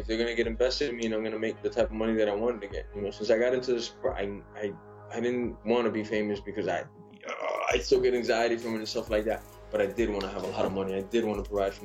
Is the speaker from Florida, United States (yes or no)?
yes; Miami, Florida, United States; I'm from Miami